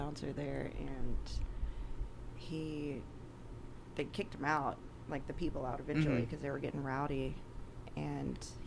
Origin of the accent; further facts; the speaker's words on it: Greenbrier, Arkansas, United States; I grew up in Greenbrier and I had pretty strict parents